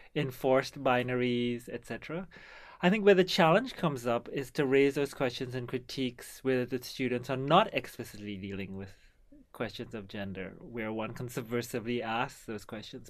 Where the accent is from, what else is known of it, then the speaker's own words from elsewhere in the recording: Trinidad & Tobago; now in Canada; So I come from Trinidad